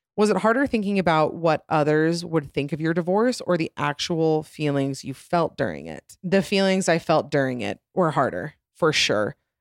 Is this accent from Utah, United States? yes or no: yes; Utah, United States; also born or lived in Atlanta, Georgia; we moved here to Utah. Then we moved around a little bit, but, uh, mostly been Utah